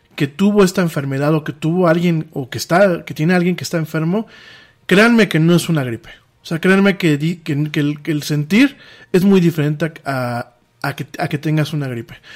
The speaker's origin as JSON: {"language": "Spanish", "country": "Mexico", "said": "lo que pasa en mi país"}